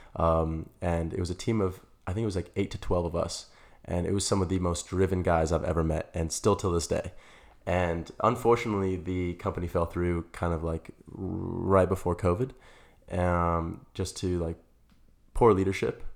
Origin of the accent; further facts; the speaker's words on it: Las Vegas, Nevada, United States; moved away as an adult; now in Arizona, United States; I'm originally from Las Vegas. I moved to Arizona about four years ago